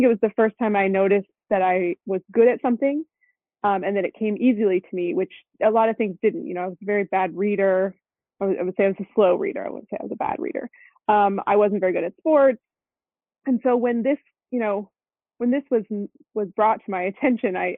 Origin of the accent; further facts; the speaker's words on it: Los Angeles, California, United States; moved away; also born or lived in Colorado; I was born in Los Angeles, actually. I'm one of the few people that can call myself an LA native